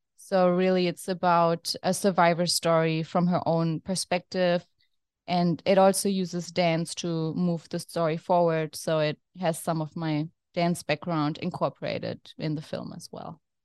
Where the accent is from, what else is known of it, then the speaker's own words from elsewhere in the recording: Germany; now in New York City, United States; I'm originally from Germany, as you can hear from my accent